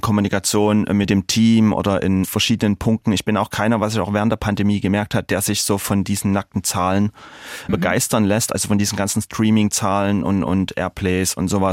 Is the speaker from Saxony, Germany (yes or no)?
yes; Dresden, Saxony, Germany; in meiner Heimatstadt in Dresden